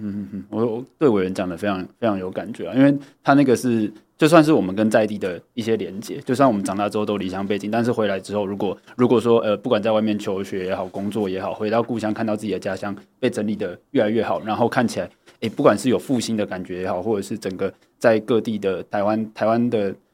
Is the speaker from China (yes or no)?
no; Tianzhong, Changhua County, Taiwan; 我是彰化人，好。就是，对，只是刚好就是因为我是右下角，我是那个田中镇